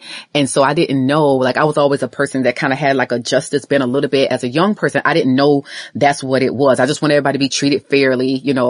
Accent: Orangeburg, South Carolina, United States; moved away; I'm from Orangeburg, South Carolina.

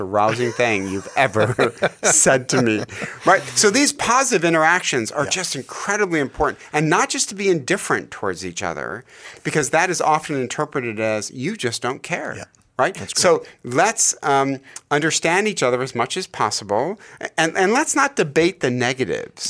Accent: Detroit, Michigan, United States; I'm from Hockeytown. We've won 11 Stanley Cups in Detroit, Michigan

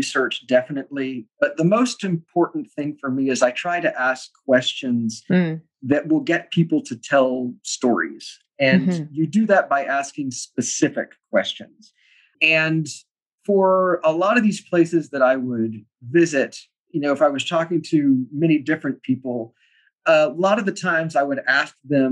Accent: Texas, United States; the reason that I am Texan is because back in the 1840s, when Texas was a republic, you know, some of my ancestors in Germany said, hey, we need a new start

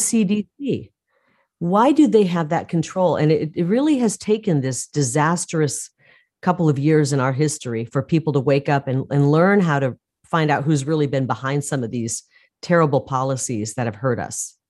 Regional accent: Midwest, United States; now in Arizona, United States; where I grew up in the Midwest.

